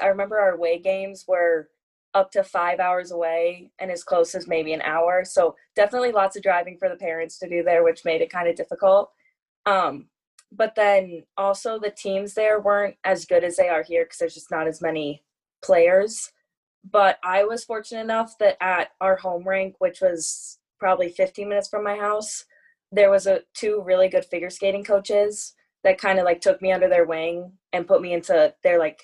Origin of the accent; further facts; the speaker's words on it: Wayzata, Minnesota, United States; also born or lived in Indiana / England; growing up in Wayzata and being such a big hockey community